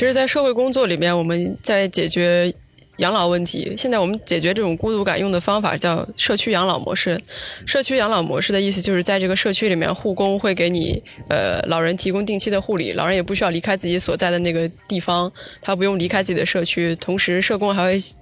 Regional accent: Xi'an, Shaanxi, China; 我是在西安那边长大

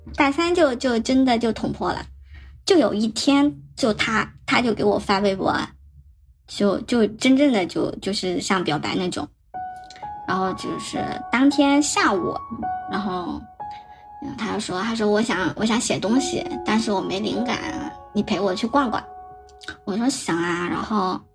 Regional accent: southern China, China; 我们都是南方人

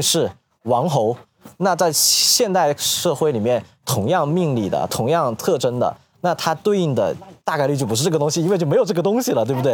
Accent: western Guangdong, China; 我是个广 东人，我是在粤西出生的广东人，然后我们那里还保留了非常多的这种，呃，一种民俗

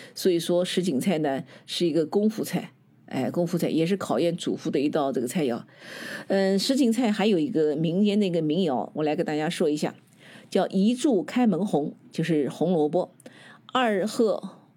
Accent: Nanjing, Jiangsu, China; 能像我们南京人这样把这个菜呢做到极致

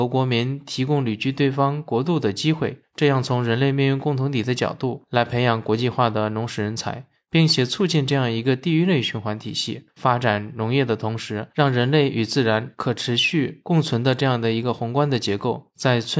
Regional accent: Henan, China; 我的家乡河南，就是小麦的主产区，也是中国北方非常重要的一个农业大省。

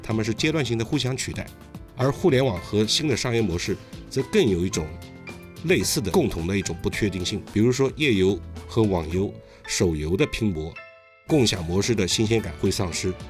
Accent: China; 就一如我们中国人把房产的买卖交给中介一般

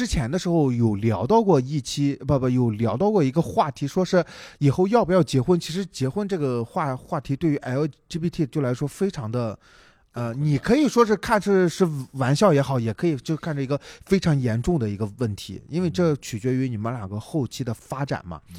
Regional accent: Shandong, China; accent: Shandong; 我可能不太山东口音有点重

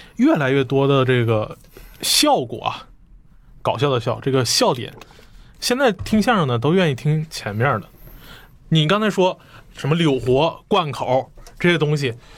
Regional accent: Northeast China, China; 我们家乡的艺术

